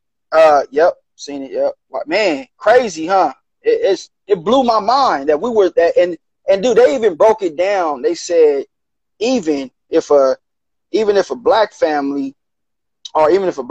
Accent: Gardena, California, United States; My hometown, Gardena

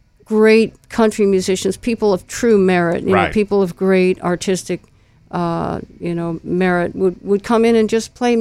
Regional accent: New York City, New York, United States; also born or lived in Princeton, New Jersey; And then we moved into Sullivan Street in New York City, which was an Italian neighborhood.

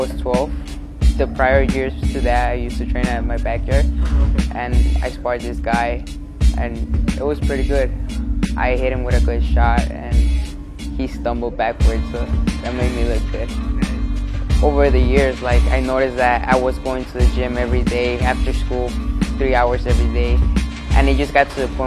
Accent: Chicago, Illinois, United States; English is a second language; also born or lived in Mexico; I'm from Chicago, Illinois. I started boxing when I was 9 years old because I got here to the United States from Mexico when I was 9, and I didn't really speak the language properly

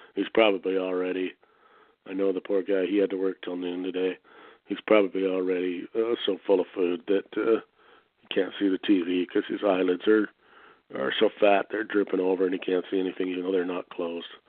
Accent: Canada; I'm from Canada

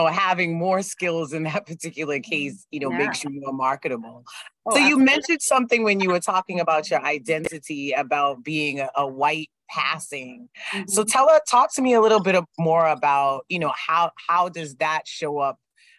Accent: Boston, Massachusetts, United States; I'm also originally from Dorchester.

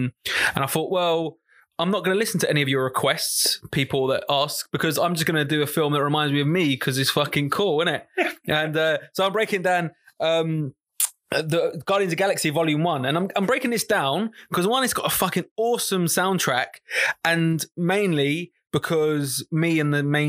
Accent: London, United Kingdom; now in Norwich, United Kingdom; No, I would say... I'm from London, but live in Norwich.

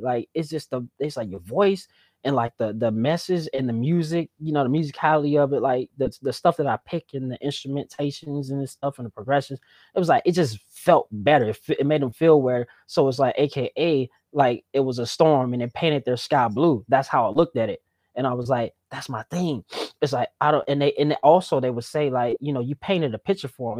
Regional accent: the South, United States; I was from the South

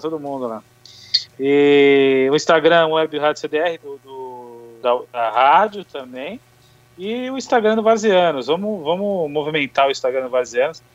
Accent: São Paulo, Brazil; a gente é de São Paulo

